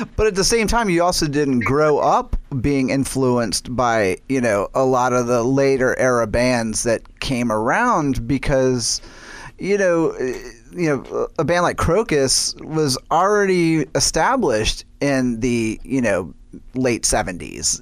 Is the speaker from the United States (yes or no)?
yes; New Orleans, Louisiana, United States; I was born and raised in New Orleans